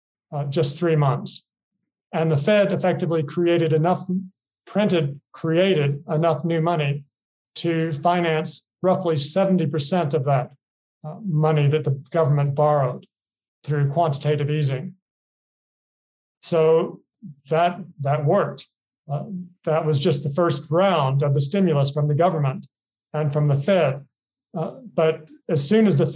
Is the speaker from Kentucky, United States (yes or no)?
yes; Kentucky, United States; moved away as an adult; also born or lived in Boston / Hong Kong / Singapore; now in Thailand; I'm an American. I grew up in Kentucky